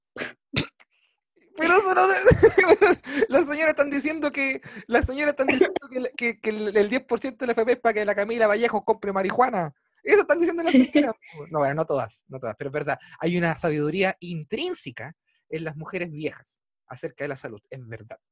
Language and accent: Spanish; Chile; yo soy chileno promedio, en todo sentido